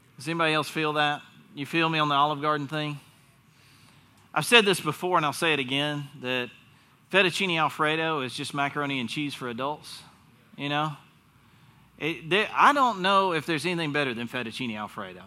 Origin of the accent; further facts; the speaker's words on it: North Carolina, United States; accent: Southern; I was born in North Carolina